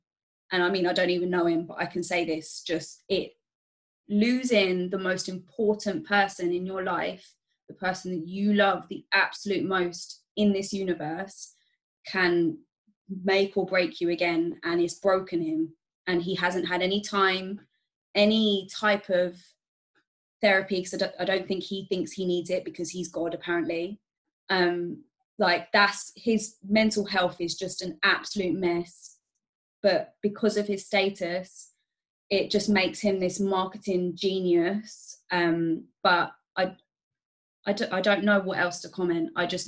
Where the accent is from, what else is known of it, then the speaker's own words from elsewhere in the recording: Thailand; when I say I'm from Thailand or there's certain comments or thoughts that go through your mind when I say that, you know, I'm Thai or my mum's Thai